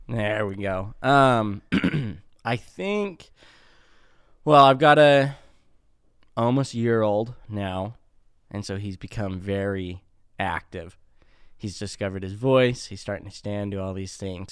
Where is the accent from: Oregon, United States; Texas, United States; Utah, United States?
Utah, United States; Spanish Fork; born and raised in Utah, down in Spanish Fork